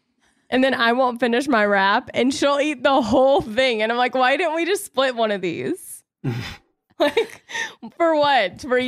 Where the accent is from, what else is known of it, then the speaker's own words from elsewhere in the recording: the South, United States; accent: Southern; And of course, my accent was probably so Southern at the time.